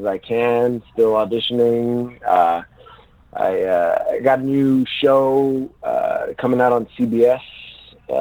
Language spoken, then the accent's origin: English; Montreal, Quebec, Canada; I'm from Montreal, Canada. I'm a first-generation Canadian. My parents moved over from Egypt just before I was born. And I traveled a lot as a youngster, but Montreal is home.